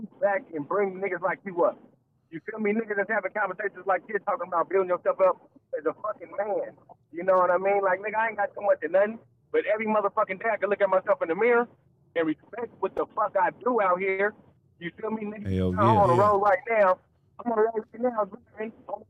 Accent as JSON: {"language": "English", "town": "East Palo Alto", "region": "California", "country": "United States", "said": "I'm from East Palo Alto. You feel me? Right next to Stanford"}